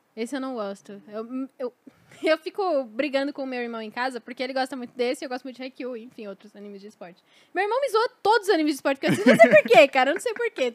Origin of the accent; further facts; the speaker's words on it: São Paulo, Brazil; como paulistana